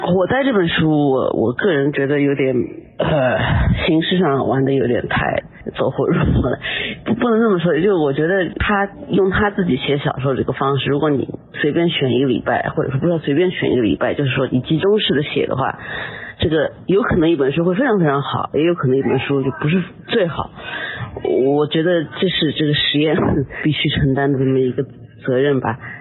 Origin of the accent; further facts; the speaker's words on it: China; 我们中国人有时候说的这种不， 不卑不亢吧